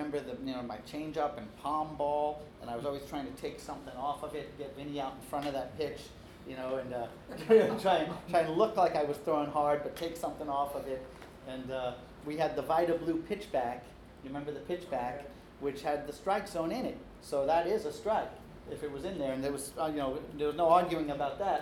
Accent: Long Island, New York, United States; I grew up on Long Island, so it's a little different than what they're talking about in the city. I was born in the city, but we moved out to the island in time for me to start playing ball

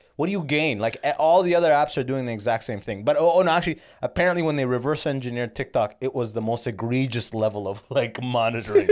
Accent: Canada; I'm Canadian

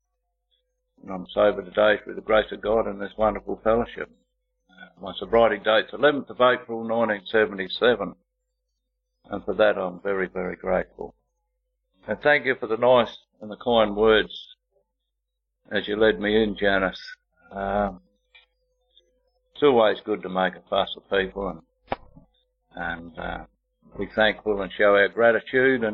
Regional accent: Sydney, New South Wales, Australia; I was born in Sydney to parents Yvonne and my father Don

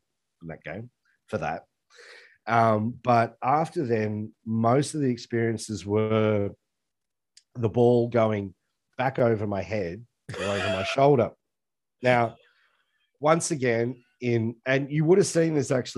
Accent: Australia; I'm an Aussie.

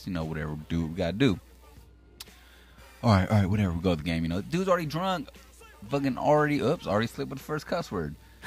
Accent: Sacramento, California, United States; we're from South Sac, so we're Sacramento, California

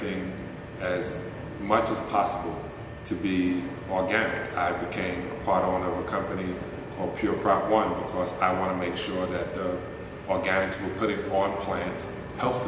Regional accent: United States; being American and a capitalist

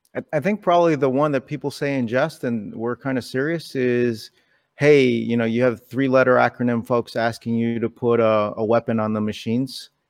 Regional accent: New York City, New York, United States; I was born in New York City. Someone hit my town on nine eleven.

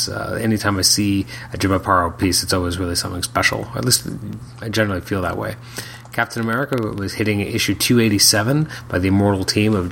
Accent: Canada; as a Canadian

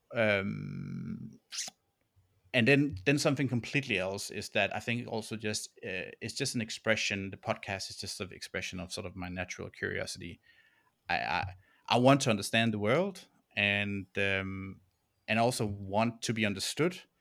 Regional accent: Denmark; English is a second language; moved away as an adult; also born or lived in Copenhagen, Denmark / Berlin, Germany; now in Melbourne, Australia; I'm from, uh, Denmark, and, um, yeah, born and raised, uh, in Den-, in Denmark

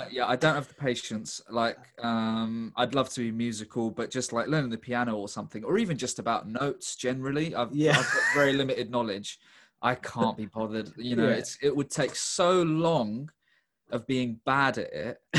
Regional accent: London, United Kingdom; I'm from East London

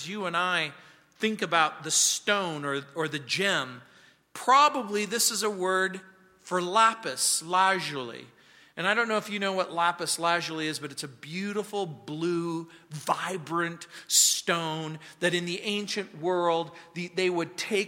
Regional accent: United States; now in Colorado, United States; When I was a kid growing up in the Mojave Desert

